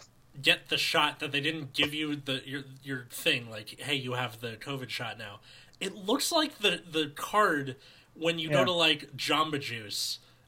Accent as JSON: {"language": "English", "town": "Santa Monica", "region": "California", "country": "United States", "said": "I'm from Santa Monica too"}